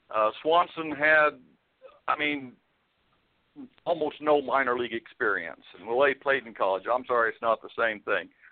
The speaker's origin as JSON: {"language": "English", "region": "Illinois", "country": "United States", "tie": "born or raised there", "moved": "as an adult", "said": "I was born in Illinois"}